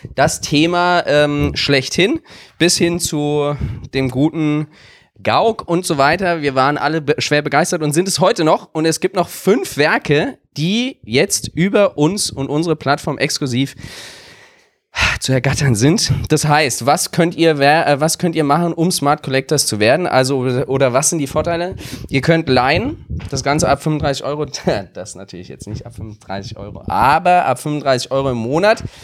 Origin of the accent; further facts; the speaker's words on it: Wiesbaden, Hesse, Germany; meine Heimatstadt